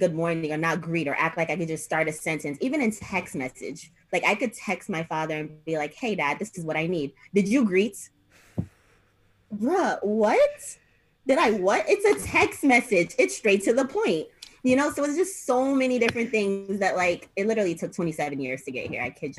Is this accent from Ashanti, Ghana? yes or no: no; Accra, Greater Accra, Ghana; So I'm from Accra, Ghana, yes, because most of my father was the one that raised me, so that's where I connect the most.